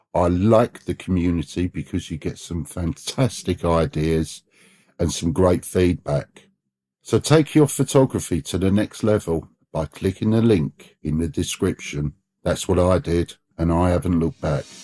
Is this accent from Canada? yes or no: no; Ukraine; now in Switzerland; I'm originally from Ukraine and uh, I'm currently living in Switzerland